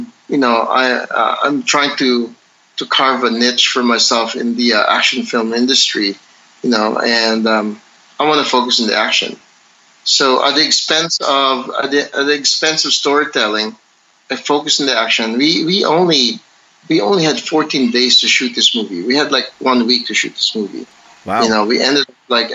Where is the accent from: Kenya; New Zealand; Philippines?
Philippines; me being Filipino and also a practitioner of Filipino martial arts